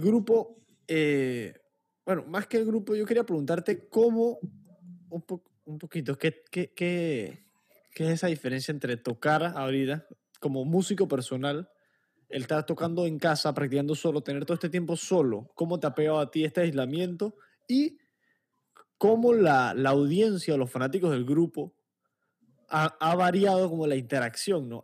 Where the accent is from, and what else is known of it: Panama